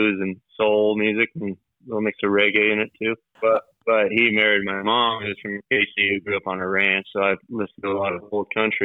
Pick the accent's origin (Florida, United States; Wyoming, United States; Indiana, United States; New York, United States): Wyoming, United States; Kaycee; now in Casper, United States; Originally I'm from Casey, Wyoming. I live in Casper, Wyoming now